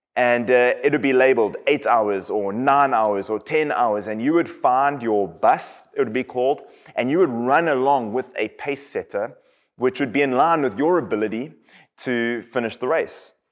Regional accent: KwaZulu-Natal, South Africa; now in United States; I am from South Africa. And in my hometown on the east coast of South Africa

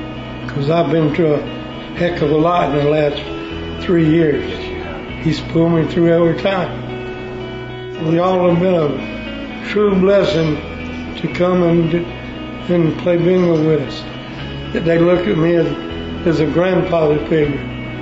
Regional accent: Jacksonville, Florida, United States; Born and raised in Jacksonville, Florida.

